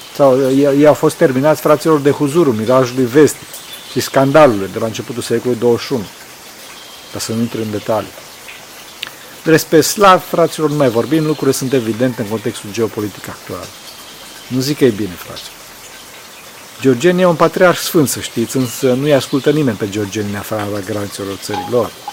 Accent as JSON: {"language": "Romanian", "region": "Transylvania", "country": "Romania", "said": "sunt din Ardeal"}